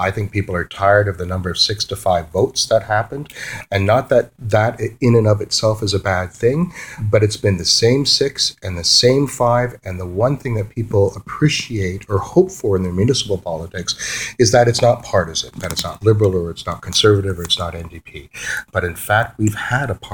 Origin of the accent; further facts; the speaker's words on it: Toronto, Ontario, Canada; moved away as an adult; now in Peterborough, Canada; the city where I grew up in Toronto